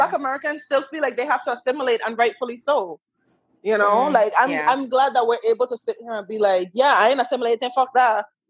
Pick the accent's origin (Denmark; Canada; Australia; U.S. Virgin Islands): U.S. Virgin Islands; moved away; we're Black from the Virgin Islands